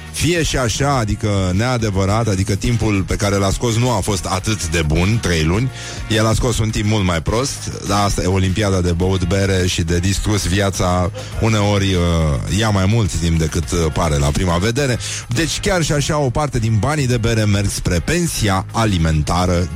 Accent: Romania; noi suntem români

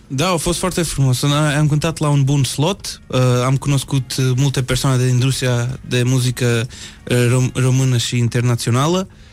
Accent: Aveiro, Centro, Portugal; Romanian is a second language; also born or lived in Porto; eu nu am crescut în Porto, eu sunt din Aveiro. Acolo e casa lui tata și mama.

